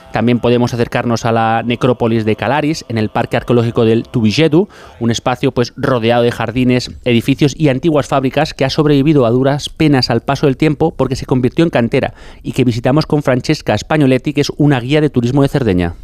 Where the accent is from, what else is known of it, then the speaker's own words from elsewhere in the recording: Madrid, Community of Madrid, Spain; now in Barcelona, Spain; los madrileños somos muy viajeros